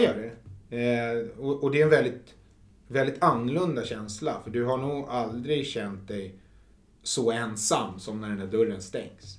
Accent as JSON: {"language": "Swedish", "town": "Huddinge", "region": "Stockholm County", "country": "Sweden", "tie": "born or raised there", "also_born_or_lived": "Flemingsberg", "said": "jag kom ju från Huddinge"}